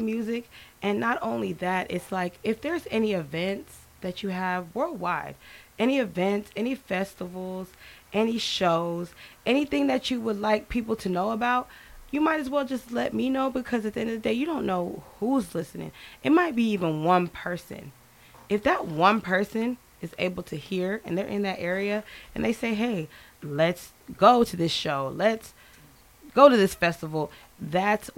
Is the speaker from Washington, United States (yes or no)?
yes; Tacoma, Washington, United States; now in Houston, United States; I am from Tacoma, Washington, the Pacific Northwest